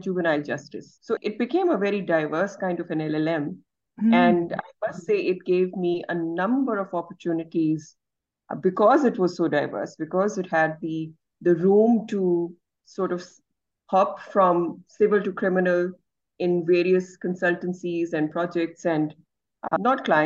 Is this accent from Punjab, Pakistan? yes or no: yes; Lahore, Punjab, Pakistan; I'm joining you from Pakistan and specifically from Lahore. Great. This is where I grew up and this is where I work.